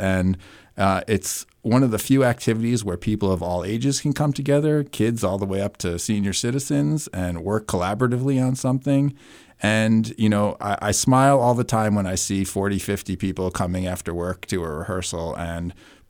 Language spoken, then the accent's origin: English; New York, United States; now in New Hampshire, United States; Where I grew up outside of New York City in Westchester County, and only theater I knew was, going to see Broadway shows or, theater at school.